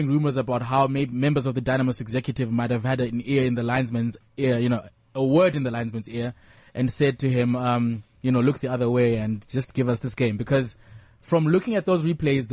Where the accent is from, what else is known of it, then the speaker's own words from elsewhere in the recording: Harare, Zimbabwe; I grew up in Harare